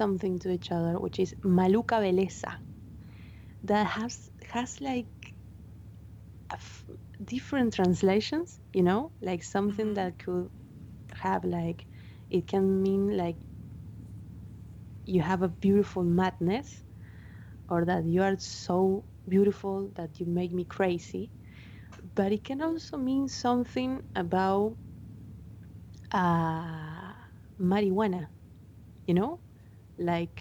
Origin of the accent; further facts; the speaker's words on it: Argentina; first language Spanish; English is a second language; Those were the TV shows that we got here in Argentina. I learned English watching